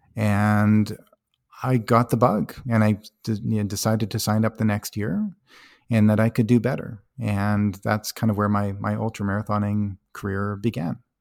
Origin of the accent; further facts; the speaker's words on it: High River, Alberta, Canada; I grew up in High River, Alberta, a small